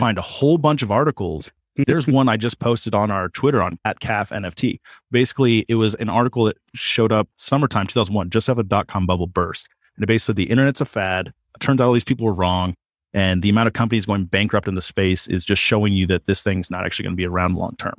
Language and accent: English; Kansas, United States; I'm from Kansas.